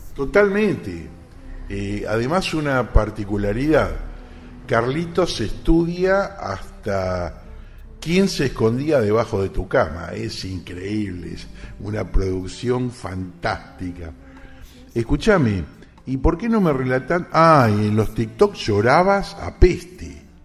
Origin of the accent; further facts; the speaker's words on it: Campana, Buenos Aires Province, Argentina; mi ciudad natal, por Campana